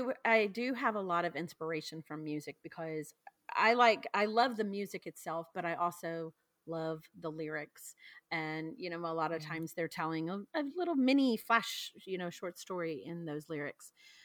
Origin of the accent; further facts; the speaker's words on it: the South, United States; like I said, I'm from the South. So small towns kind of remind me of, you know, the perception of a Southern belle.